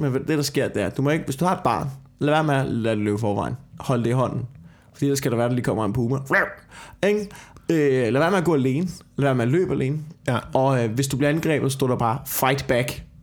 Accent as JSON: {"language": "Danish", "town": "Copenhagen", "region": "Capital Region of Denmark", "country": "Denmark", "said": "jeg sidder her som københavner"}